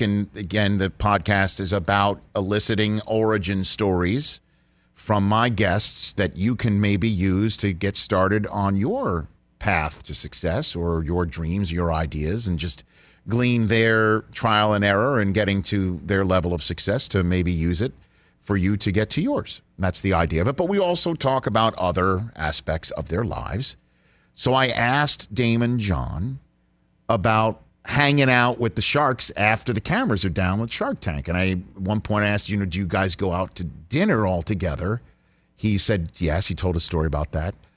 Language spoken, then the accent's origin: English; New York City, New York, United States; I'm from New York City